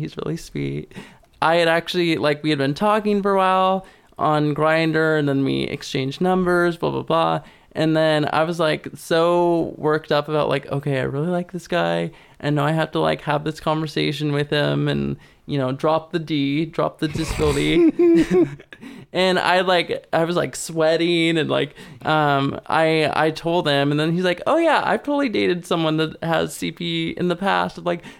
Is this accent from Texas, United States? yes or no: no; Kalispell, Montana, United States; moved away; I mean, I came from Montana, which was super, super conservative.